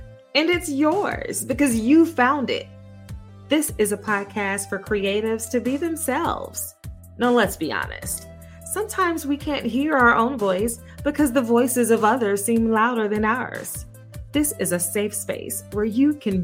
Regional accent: Gary, Indiana, United States; now in Austin, United States; I am from Gary, Indiana

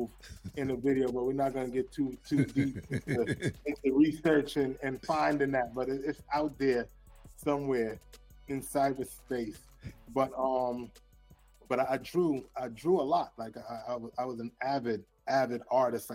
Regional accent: New York City, New York, United States; Born and raised in Brooklyn.

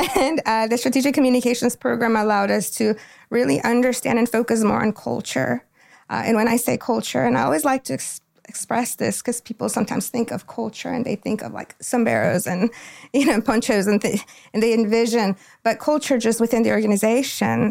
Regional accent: Quito, Pichincha, Ecuador; now in Goldsboro, United States; I'm from Quito, Ecuador. Quito is the capital of Ecuador. Um, my home, where I was born and raised

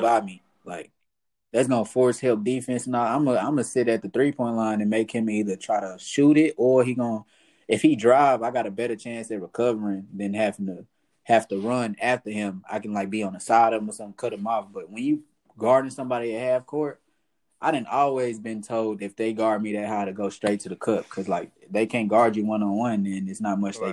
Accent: Fort Worth, Texas, United States; also born or lived in Atlanta / Crowley; I'm from South Side of Fort Worth. Uh, I grew up there

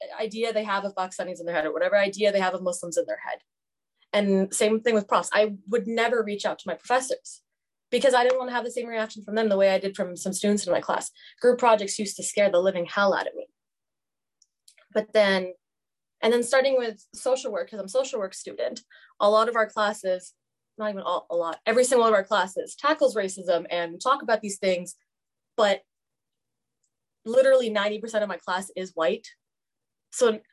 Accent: Fort McMurray, Alberta, Canada; moved away as an adult; now in Edmonton, Canada; I grew up in Fort Mac

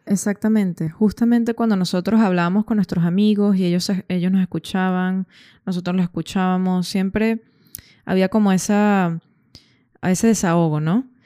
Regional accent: Caracas, Capital District, Venezuela; moved away as an adult; also born or lived in Dublin, Ireland / Granada, Spain / Schaffhausen, Switzerland; Yo soy de Caracas, Venezuela

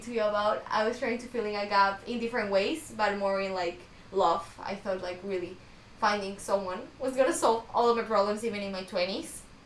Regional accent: Ecuador; now in United States; I'm from Ecuador

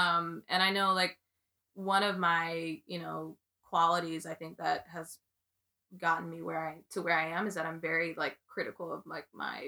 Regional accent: Jamaica; I guess I'm a good player, and I'm Jamaican, yeah.

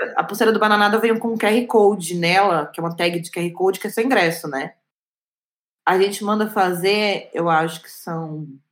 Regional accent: Goiânia, Goiás, Brazil; eu sou de Goiânia, de Goiás

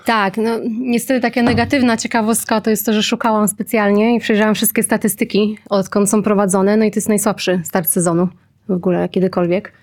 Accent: Koszalin, West Pomeranian Voivodeship, Poland; jestem z Koszalina

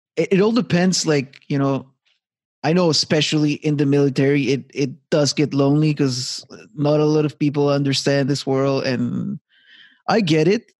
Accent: Montreal, Quebec, Canada; moved away as an adult; now in Halifax, Canada; back in my hometown Montreal

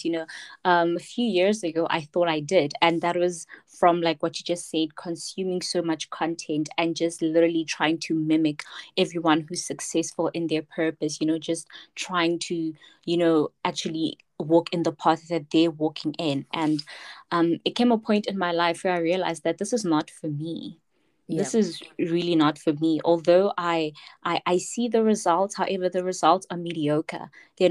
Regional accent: Pretoria, Gauteng, South Africa; I am from Soshanguve, Pretoria

